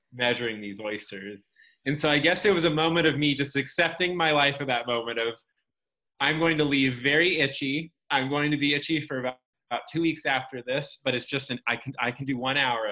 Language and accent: English; California, United States; moved away; I'm originally from California